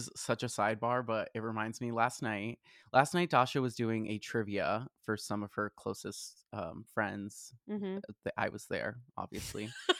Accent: Boston, Massachusetts, United States; moved away; growing up in Boston, it was very much more wintry

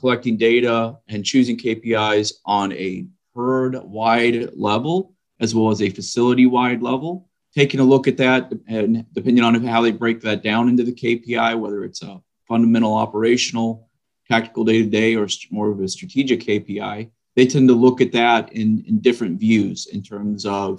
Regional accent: Midwest, United States; now in Texas, United States; I'm originally from the Midwest, live down in Texas now.

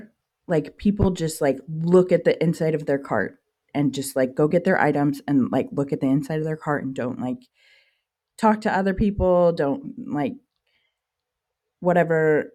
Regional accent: central Virginia, United States; Yeah, I grew up in Virginia.

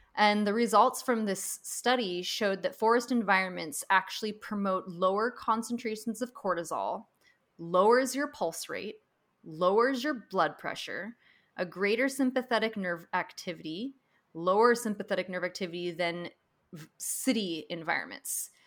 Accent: Pacific Northwest, United States; now in California, United States; growing up in the Pacific Northwest

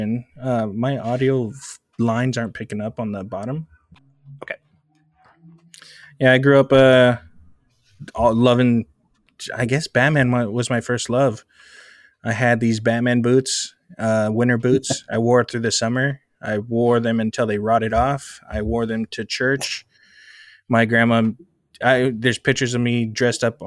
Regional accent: Portland, Oregon, United States; we actually grew up together. Yep. But we're both from Oregon

